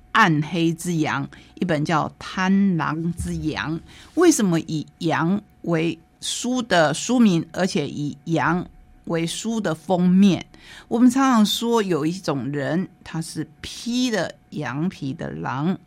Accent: Taitung County, Taiwan; 说到了很多很多我们台东人熟悉的医生

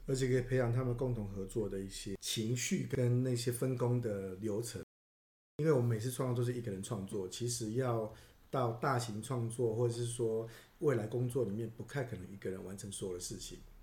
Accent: Taiwan; 我们台湾人

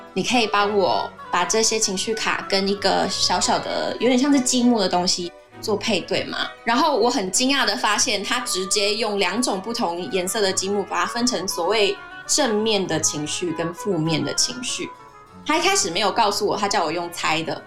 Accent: Taiwan; 我们台湾人的个性都比较热情、热心

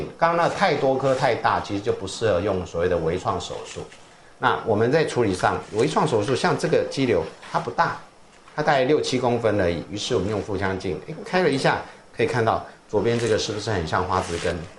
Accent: Taiwan; 我在来自台湾，I come from Taiwan，你懂？

